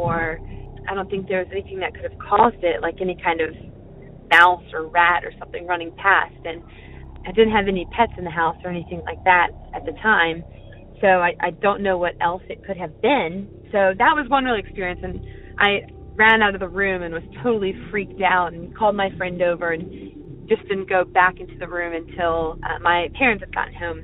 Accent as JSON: {"language": "English", "town": "Mechanicsville", "region": "Virginia", "country": "United States", "said": "I'm from Mechanicsville, Virginia."}